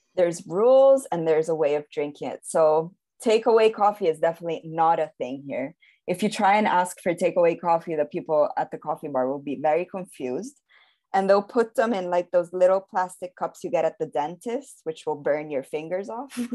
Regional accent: Rome, Lazio, Italy; also born or lived in London; I was born and raised in Rome, Italy

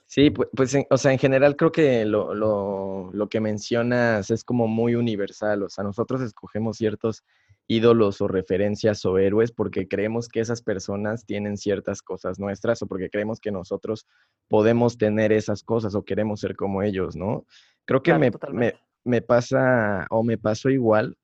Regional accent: Mexico; como todo mexicano

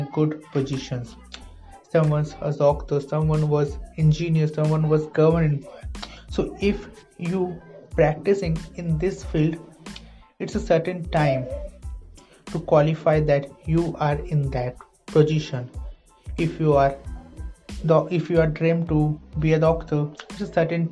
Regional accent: India; I'm an Indian writer and author

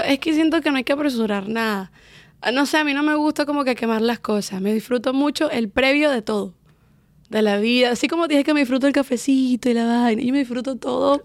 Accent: Valencia, Carabobo, Venezuela; moved away as an adult; Nacida y crecí en Venezuela y me vine para acá cuando tenía 20 añitos.

